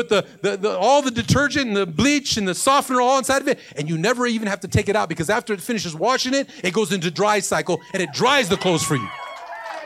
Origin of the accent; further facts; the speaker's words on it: Los Angeles, California, United States; I was born in Watts